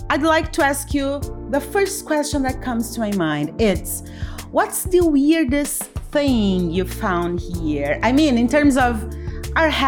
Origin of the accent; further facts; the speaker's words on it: Salt Lake City, Utah, United States; I'm from Salt Lake City, Utah.